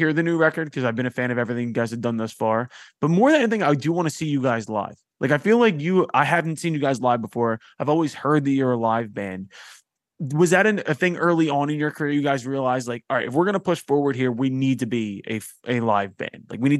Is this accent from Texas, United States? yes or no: no; Philadelphia, Pennsylvania, United States; it's just really tough to pull off being from Philadelphia and have my accent.